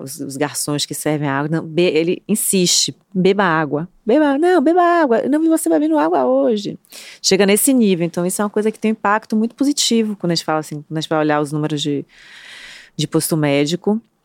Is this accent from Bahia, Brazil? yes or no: yes; Bahia, Brazil; somos baianos, né, Trancoso, na Bahia